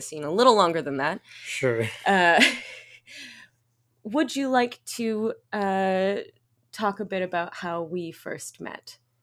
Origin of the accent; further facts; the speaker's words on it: Canada; accent: English Canadian; now in Montreal, Canada; I am quite obviously English Canadian, uh, as you can hear from my accent